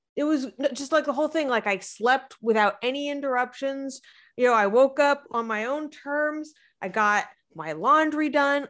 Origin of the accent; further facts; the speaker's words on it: Arizona, United States; moved away; I'm from Arizona, where you cannot drink the water